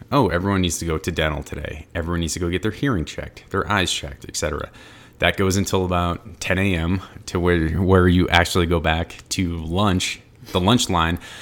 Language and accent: English; New England, United States; I'm from New England.